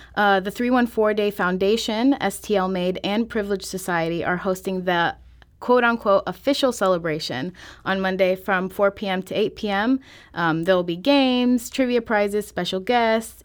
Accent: Florissant, Missouri, United States; I grew up in Florissant.

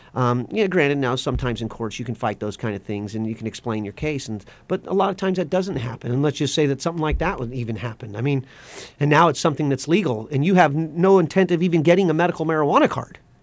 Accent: West Coast, United States; moved away; I grew up on the West Coast.

